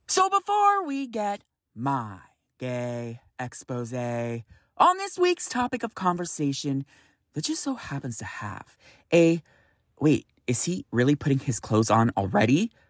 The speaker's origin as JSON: {"language": "English", "region": "California", "country": "United States", "said": "I'm from California"}